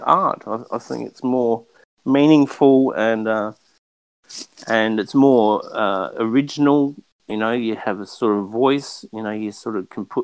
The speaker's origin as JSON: {"language": "English", "country": "Australia", "moved": "yes", "lives_now": "Los Angeles, United States", "said": "I'm a figurative painter from Australia. I live in Los Angeles"}